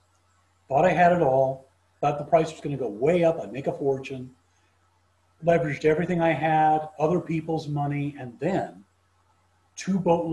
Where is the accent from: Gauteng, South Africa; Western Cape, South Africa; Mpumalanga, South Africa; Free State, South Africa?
Western Cape, South Africa; Cape Town; also born or lived in London, United Kingdom; So when I was about 2 years old, my family became some of the very earliest Jewish settlers of South Africa in Cape Town. And so that's where I was raised.